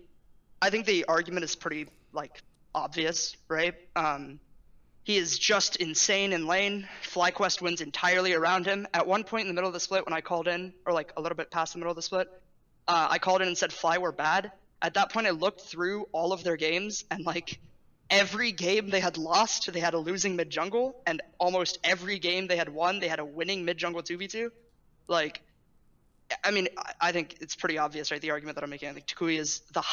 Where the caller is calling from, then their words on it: San Francisco, California, United States; SF, almost in LA in 1 week